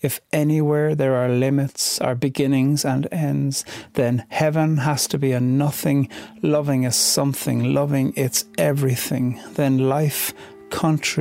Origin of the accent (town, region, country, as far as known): Ireland